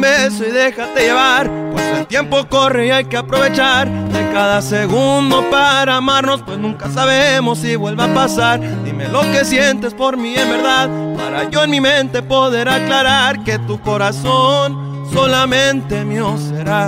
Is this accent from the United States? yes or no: yes; Phoenix, Arizona, United States; also born or lived in Tepatitlán, Jalisco (ancestry); soy cantautor de Phoenix, Arizona, originario de sangre Jalicencia de los alteños